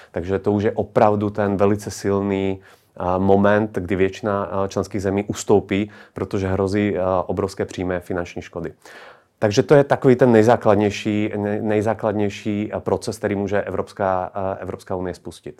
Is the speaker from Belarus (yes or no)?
no; Slovakia; now in Czech Republic; Já sám jsem ze Slovenska